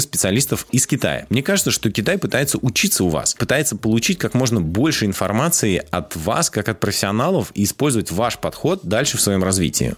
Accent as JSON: {"language": "Russian", "country": "Russia"}